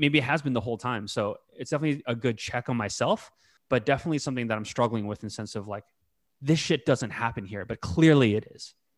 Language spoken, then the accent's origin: English; North Bay, California, United States; I grew up in the North Bay, right? Again, outside of the city